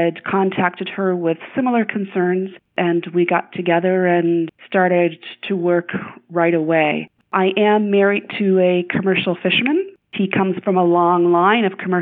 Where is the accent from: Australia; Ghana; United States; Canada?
Canada; Pictou, Nova Scotia; I grew up in Pictou County, outside of the town of Pictou.